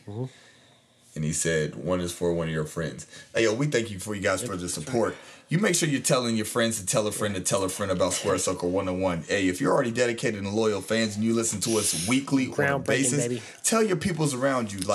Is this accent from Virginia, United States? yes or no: yes; Newport News, Virginia, United States; I'm from Denby. I'm from Newport News, man, uptown